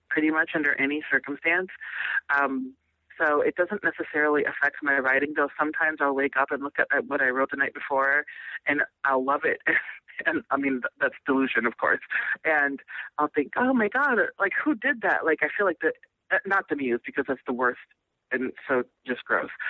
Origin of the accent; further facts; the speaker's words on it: Nebraska, United States; I grew up all over the country. i spent a lot of time in Nebraska. I was born in Nebraska